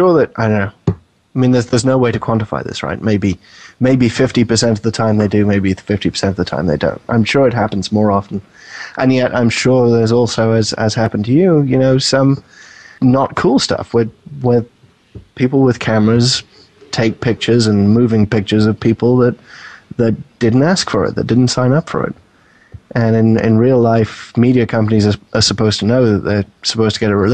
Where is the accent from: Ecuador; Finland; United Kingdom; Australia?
United Kingdom; moved away as an adult; also born or lived in New York; now in United States; you can probably tell from my accent, I'm not from the U.S. to begin